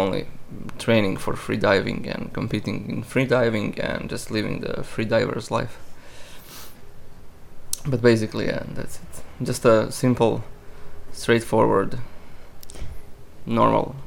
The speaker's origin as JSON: {"language": "English", "region": "Istria County", "country": "Croatia", "tie": "born or raised there", "also_born_or_lived": "Rijeka / Umag / Pazin / Labin", "second_language": "English", "moved": "as an adult", "lives_now": "Sweden", "said": "So I was born in Rijeka, but my whole life I've been in Istria, which is a region very close to Italy and Slovenia, the westest region in Croatia"}